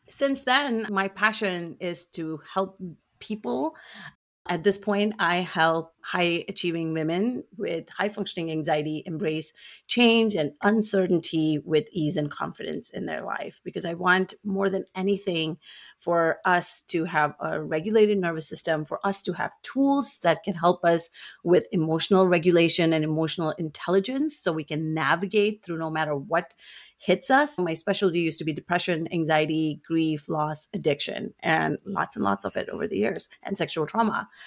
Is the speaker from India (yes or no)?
yes; India; moved away as an adult; now in United States; I grew up in India for half of my life, and I now live in the US for the other half.